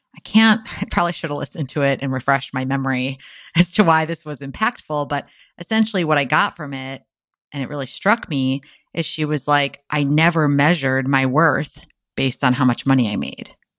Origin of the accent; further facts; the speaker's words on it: Wisconsin, United States; now in San Diego, United States; my hometown of Wisconsin